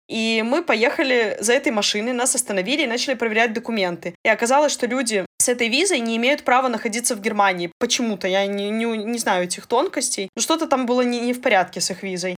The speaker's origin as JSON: {"language": "Russian", "country": "Belarus", "also_born_or_lived": "Portugal"}